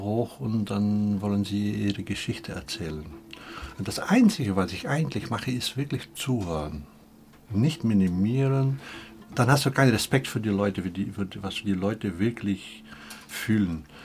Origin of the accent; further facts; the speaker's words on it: Belgium; moved away; Und ich bin ein Fremder, ich bin auch Belgier